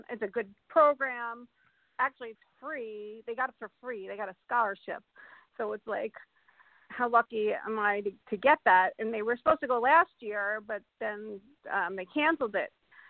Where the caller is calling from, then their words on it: Colorado, United States; Yes, hi, I'm from Colorado. I'm from Colorado.